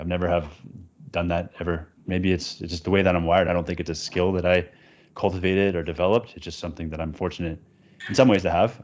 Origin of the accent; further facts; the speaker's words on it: Vancouver, British Columbia, Canada; I grew up in Vancouver, Canada